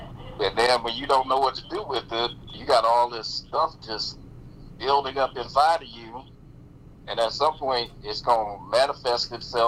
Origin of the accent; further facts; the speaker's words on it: Omaha, Nebraska, United States; now in Kansas City, United States; I was born in Omaha.